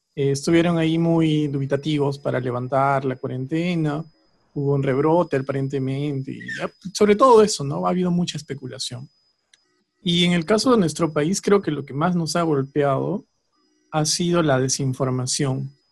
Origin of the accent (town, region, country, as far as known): Peru